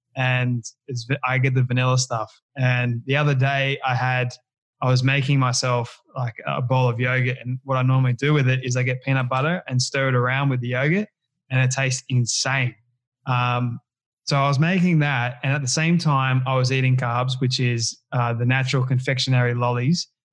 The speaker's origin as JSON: {"language": "English", "country": "Australia", "said": "here in Australia"}